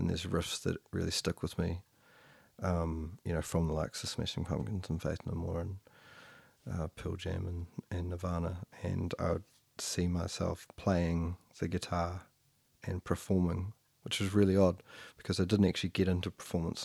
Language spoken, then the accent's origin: English; Motueka, Tasman, New Zealand; I was born in Motueka